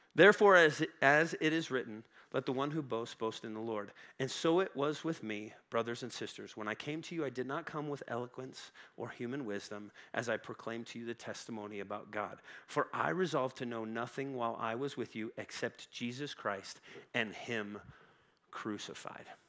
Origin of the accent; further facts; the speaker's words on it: Woodland Park, Colorado, United States; I grew up in Woodland Park, um, which is just north of Colorado Springs